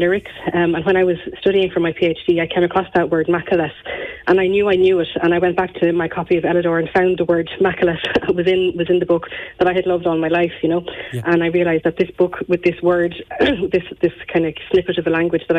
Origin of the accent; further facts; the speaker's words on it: Gorey, Leinster, Ireland; growing up in Gorey